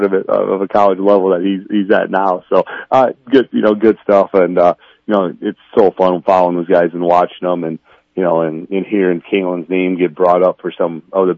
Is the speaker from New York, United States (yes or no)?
no; Central Lyon-George-Little Rock area, Iowa, United States; born or raised there